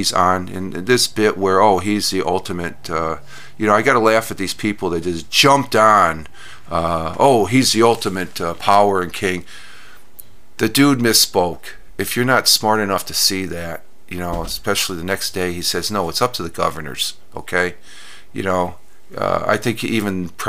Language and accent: English; New York, United States; being a New Yorker